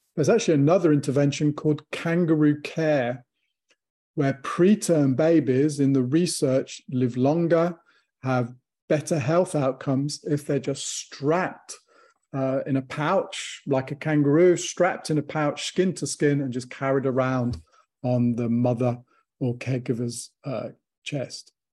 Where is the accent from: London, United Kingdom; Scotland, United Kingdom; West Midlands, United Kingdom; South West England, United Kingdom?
West Midlands, United Kingdom; Warwickshire; I grew up in Warwickshire